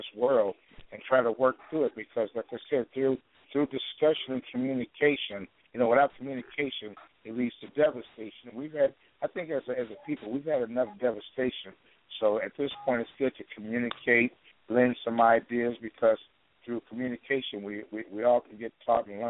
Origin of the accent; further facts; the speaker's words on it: Chicago, Illinois, United States; now in Portland, United States; I'm from Chicago